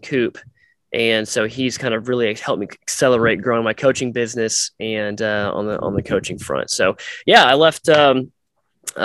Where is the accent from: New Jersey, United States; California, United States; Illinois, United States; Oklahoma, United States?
Oklahoma, United States; Tulsa; I grew up in Tulsa